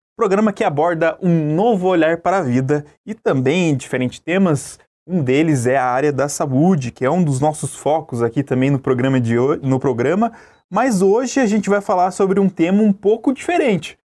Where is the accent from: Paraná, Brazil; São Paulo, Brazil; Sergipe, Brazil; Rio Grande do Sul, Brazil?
Paraná, Brazil; Curitiba; Como bom curitibano